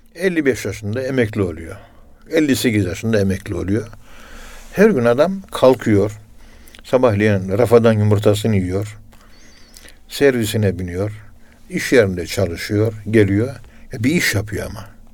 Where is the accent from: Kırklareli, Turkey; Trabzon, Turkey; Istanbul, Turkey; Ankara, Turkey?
Ankara, Turkey; Ben de Ankara'nın yerlisiyim.